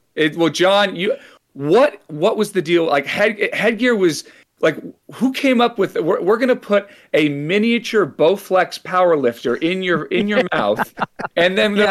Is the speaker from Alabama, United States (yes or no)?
no; San Francisco Bay Area, California, United States; I grew up in the San Francisco Bay Area